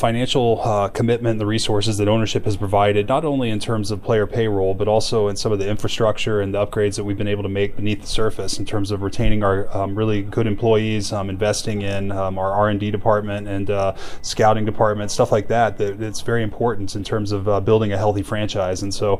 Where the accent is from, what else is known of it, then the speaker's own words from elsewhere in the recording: Dallas, Texas, United States; I was born and raised here in Dallas.